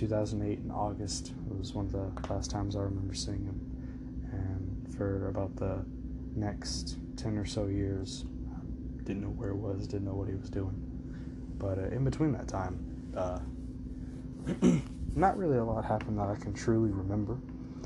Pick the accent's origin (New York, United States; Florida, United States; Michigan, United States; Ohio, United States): Florida, United States; Panama City Beach; I was born in Panama City Beach, Florida, October 16th, 2001.